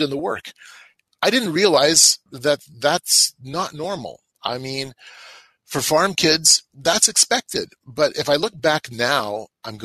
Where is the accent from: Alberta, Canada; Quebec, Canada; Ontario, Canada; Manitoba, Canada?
Manitoba, Canada; I'm from the Canadian prairies of Manitoba. I grew up on a grain farm. I still live in the same region.